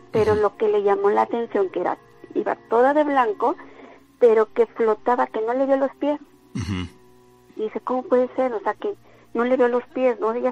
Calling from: Córdoba, Veracruz, Mexico; yo vivo aquí en el centro de Córdoba.

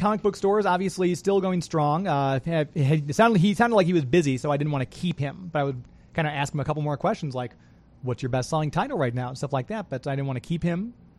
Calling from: St. Louis, Missouri, United States; We're in St. Louis. We do a live radio show every Saturday called Geek to Me Radio.

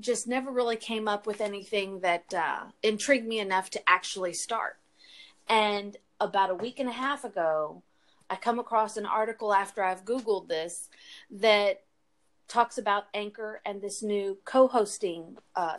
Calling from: Texas, United States; I'm in Texas.

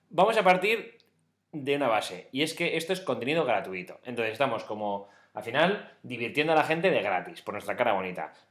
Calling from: Seville, Andalusia, Spain; de Sevilla.

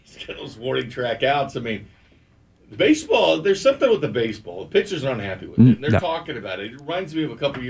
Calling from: Kansas City, Missouri, United States; I'm calling from Kansas City

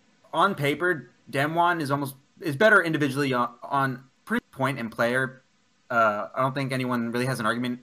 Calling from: Houston, Texas, United States

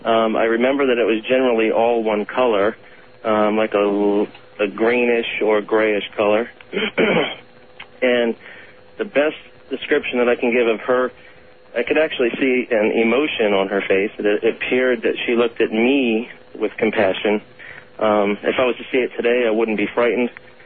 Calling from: Orlando, Florida, United States; I'm calling from Orlando, and I'm listening to you on the Internet.

